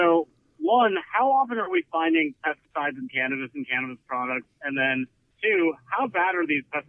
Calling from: San Diego, California, United States; I'm calling from San Diego, California today.

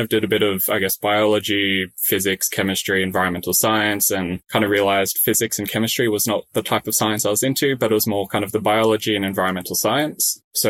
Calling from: Sydney, New South Wales, Australia; Yes, I'm in my bedroom at home in Sydney.

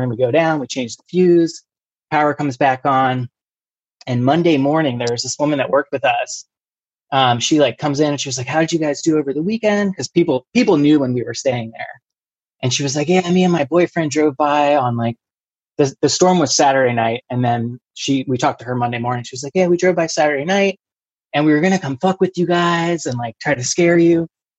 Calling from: Maryland, United States; I live right outside of D.C. in Prince George's County, Maryland

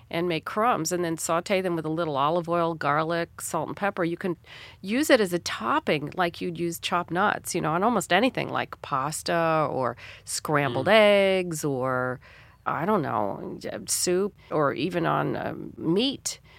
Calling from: Chicago, Illinois, United States

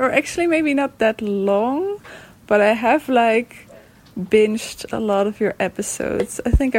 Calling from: Netherlands; I'm calling in from the Netherlands.

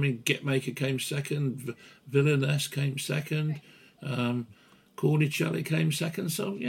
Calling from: South West England, United Kingdom; I mean, well, certainly I'm talking from Somerset, we've had a hell of a lot of rain

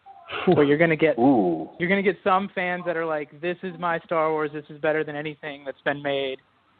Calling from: Georgia, United States; calling from Georgia, United States.

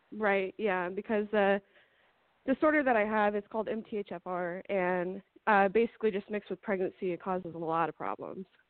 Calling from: Montana, United States; I'm calling from Montana.

